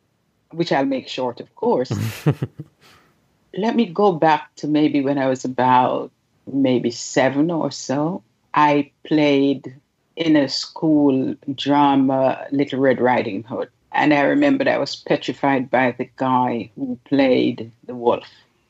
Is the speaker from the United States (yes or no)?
no; Jamaica; also born or lived in United Kingdom; I am originally from Jamaica. I don't know why we have to say originally. I'm Jamaican. I was born there. I grew up and lived around the world. The UK is one of those places.